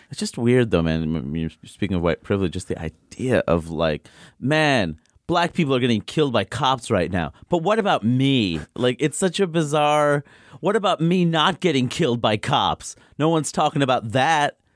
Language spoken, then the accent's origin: English; New York City, New York, United States; I grew up in Queens